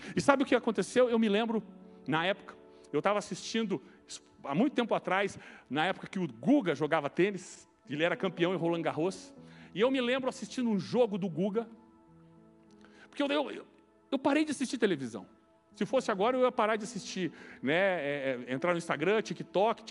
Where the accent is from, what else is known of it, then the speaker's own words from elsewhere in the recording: Brazil; nós somos brasileiros porque nascemos no Brasil